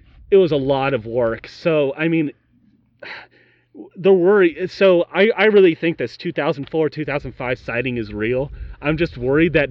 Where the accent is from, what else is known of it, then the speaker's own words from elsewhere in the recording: Yorktown, Virginia, United States; we're from Yorktown, Virginia